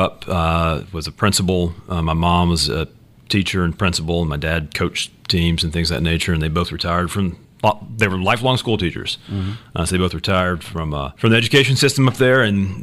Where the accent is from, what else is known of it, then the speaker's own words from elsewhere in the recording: Pigeon Forge, Tennessee, United States; moved away as an adult; now in Savannah, United States; I'm from Dollywood